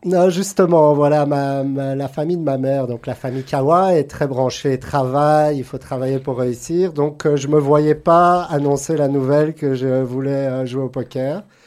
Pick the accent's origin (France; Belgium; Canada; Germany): Belgium; Brussels, Brussels-Capital Region; moved away as an adult; also born or lived in Antwerp / Los Angeles; now in Monaco; Je suis né à Anvers, mais j'ai grandi à Bruxelles